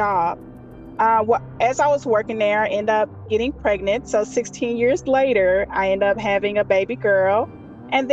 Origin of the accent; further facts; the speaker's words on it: Little Rock, Arkansas, United States; I'm from Little Rock, Arkansas.